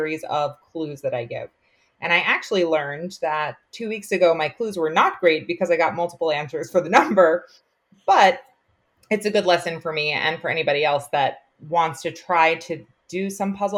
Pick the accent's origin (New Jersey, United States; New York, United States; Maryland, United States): New York, United States; Long Island; accent: Long Island; also born or lived in North Carolina; I taught mostly on Long Island, which is where I'm from. I'm sure you can hear it in my accent.